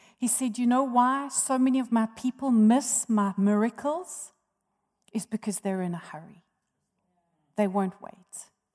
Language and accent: English; Johannesburg, Gauteng, South Africa; moved away as an adult; also born or lived in Durban; I was born in Johannesburg and raised here